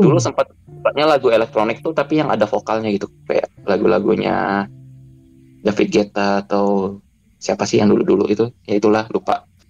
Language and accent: Indonesian; Bangka Belitung Islands, Indonesia; now in Jakarta, Indonesia; gua tuh besarnya di Bangka